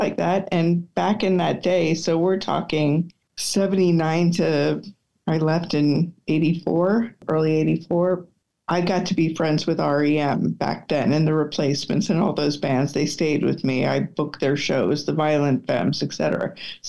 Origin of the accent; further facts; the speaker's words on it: Pennsylvania, United States; I grew up in Pennsylvania.